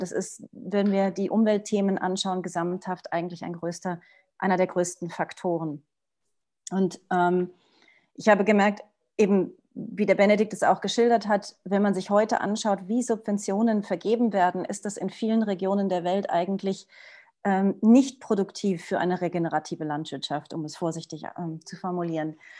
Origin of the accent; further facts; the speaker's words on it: Portugal; moved away; also born or lived in Switzerland; ich bin aufgewachsen in Portugal